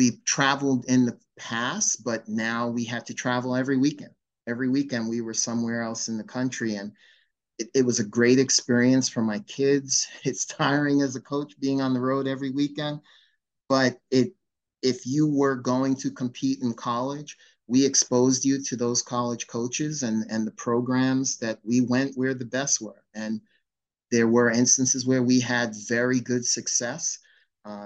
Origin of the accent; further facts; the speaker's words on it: Long Island, New York, United States; I was born and raised on Long Island, and I competed in Suffolk County